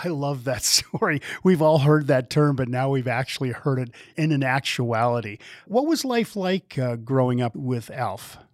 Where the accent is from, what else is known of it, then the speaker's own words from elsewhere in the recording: Wisconsin, United States; moved away; I'm a flatlander myself. I grew up in Wisconsin